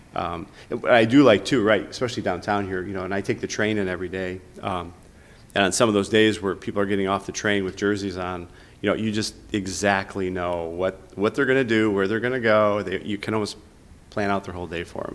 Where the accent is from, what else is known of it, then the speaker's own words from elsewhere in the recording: Chicago, Illinois, United States; I grew up on Southwest Side, just like near Midway Airport